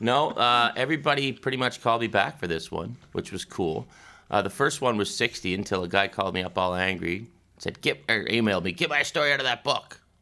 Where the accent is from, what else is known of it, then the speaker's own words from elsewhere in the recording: Pictou County, Nova Scotia, Canada; now in Toronto, Canada; where Sid and I grew up, we're both from Nova Scotia